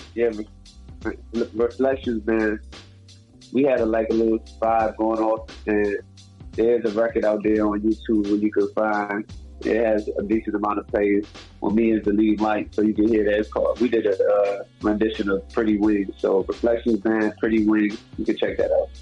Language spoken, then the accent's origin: English; Jamaica; I'm Jamaican